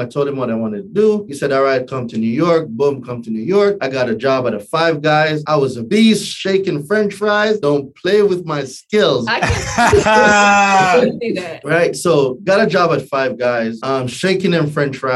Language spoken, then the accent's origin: English; Jamaica; moved away as an adult; also born or lived in New Hampshire; now in United States; Born and raised in Jamaica, right? Not Jamaica, Queens, Jamaica, right? Island boy, right? And moved here when I was 20.